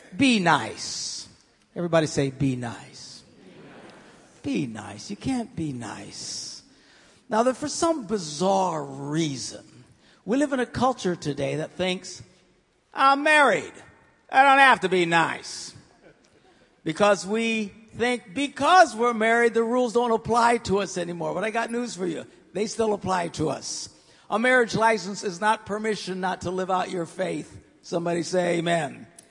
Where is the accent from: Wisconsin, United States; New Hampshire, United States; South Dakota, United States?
Wisconsin, United States; Green Bay; I'm from Green Bay